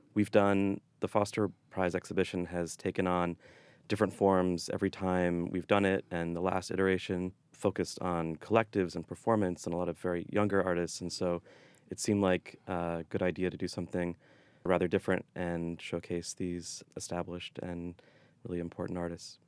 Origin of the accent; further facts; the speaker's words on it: Boston, Massachusetts, United States; moved away; I'm from the Boston area, but I moved back here two years ago